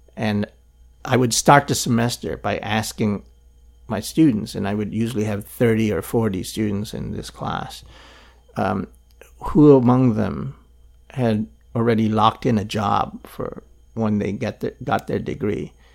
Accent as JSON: {"language": "English", "country": "Philippines", "tie": "born or raised there", "moved": "yes", "lives_now": "Hong Kong", "said": "I grew up in Philippines under Marcos"}